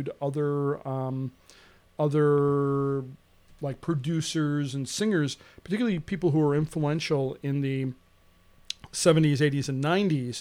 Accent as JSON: {"language": "English", "town": "Roscoe", "country": "United States", "said": "I am from Roscoe"}